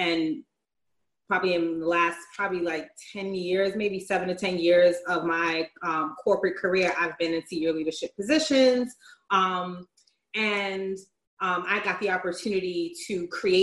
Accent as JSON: {"language": "English", "town": "New York City", "region": "New York", "country": "United States", "said": "I am from New York City, Harlem / Washington Heights"}